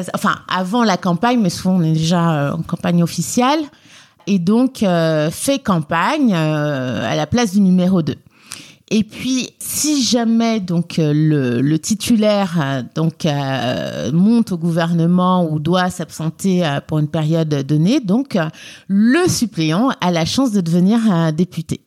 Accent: Guinea; also born or lived in Lyon, France; now in Paris, France; je viens de Lyon et plus exactement de la République de Guinée

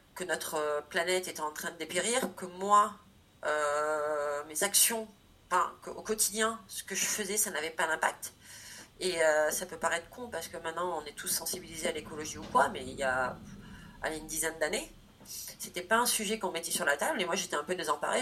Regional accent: Corrèze, Nouvelle-Aquitaine, France; j'ai une famille, donc je viens de Corrèze, donc euh, qui est issue d'agriculture

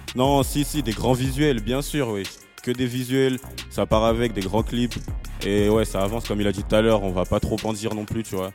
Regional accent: Paris, Île-de-France, France; j'ai grandi, j'ai grandi dans Paname

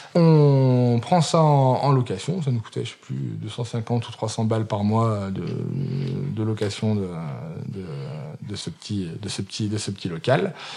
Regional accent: Saint-Étienne, Auvergne-Rhône-Alpes, France; also born or lived in England / Tunisia; je suis né à Saint-Étienne, j'ai 34 ans, donc ça fait 34 euh, ans euh, quasi de Saint-Étienne

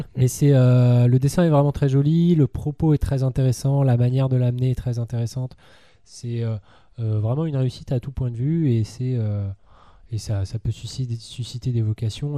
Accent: France; en tant que Français

